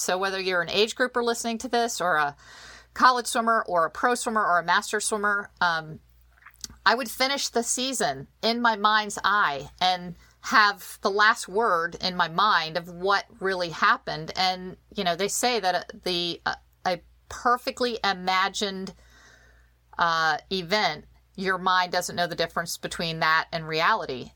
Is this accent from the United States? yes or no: yes; Virginia, United States; I'm a Virginian. I'm born, you know, I'm, uh, I Grew up in Virginia